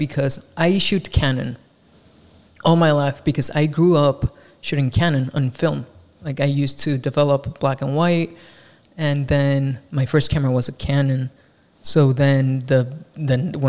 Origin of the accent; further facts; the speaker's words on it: Mexico; English is a second language; moved away as an adult; now in Los Angeles, United States; I'm not from Los Angeles. I am from Mexico, and I moved here, I think 2015 or 16.